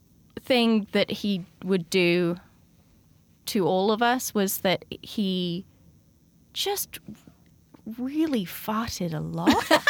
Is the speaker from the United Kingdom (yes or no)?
yes; South West England, United Kingdom; I grew up in the southwest of England.